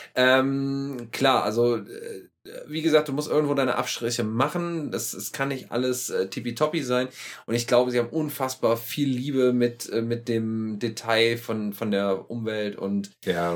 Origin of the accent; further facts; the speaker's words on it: Germany; wir kommen ja so aus der Burgenregion hier mhm. und äh, in Deutschland äh, am Rhein.